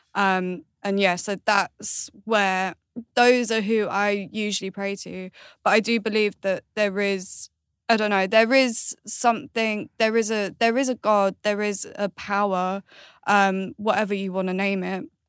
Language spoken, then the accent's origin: English; Galway, Connacht, Ireland; I was born in Ireland, which is Galway